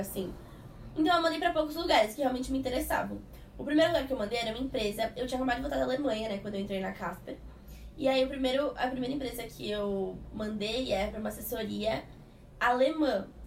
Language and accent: Portuguese; Santos, São Paulo, Brazil; moved away; eu sou de Santos e eu tava com as minhas coisas em Santos